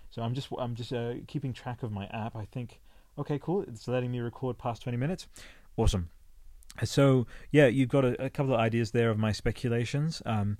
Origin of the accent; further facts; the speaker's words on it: Australia; moved away; Sometimes the Australian will just slip in there, rice, the human race. I am Australian, but I never really absorbed the accent, even though I've been here for over 27 years, so there you go.